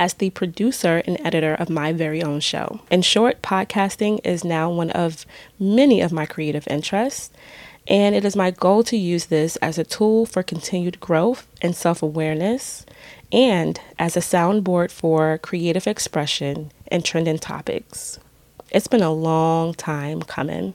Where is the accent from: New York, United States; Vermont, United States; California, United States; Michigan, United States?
New York, United States; New York City; moved away as an adult; also born or lived in Brooklyn; now in upstate New York, United States; We were born and raised in the Bronx and lived in Brooklyn for a few years